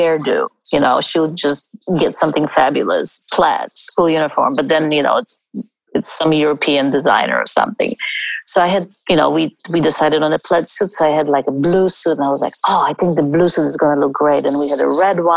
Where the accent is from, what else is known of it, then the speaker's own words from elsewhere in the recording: India; I was born in India